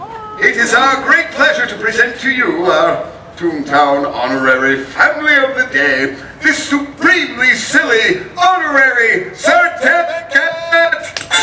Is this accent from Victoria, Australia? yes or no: yes; Melbourne, Victoria, Australia; From Melbourne, Australia, friends.